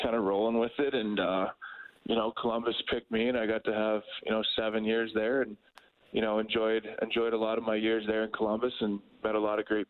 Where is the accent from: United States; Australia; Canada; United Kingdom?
Canada; White City, Saskatchewan; moved away; White City, my hometown